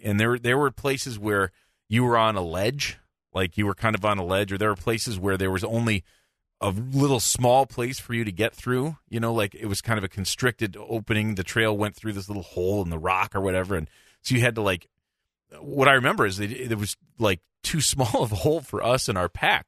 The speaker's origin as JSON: {"language": "English", "region": "Michigan", "country": "United States", "said": "I'm from Michigan"}